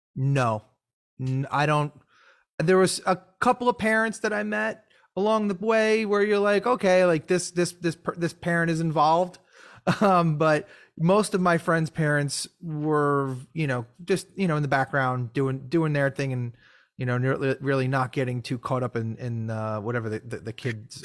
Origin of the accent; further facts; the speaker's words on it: New York, United States; Growing up in New York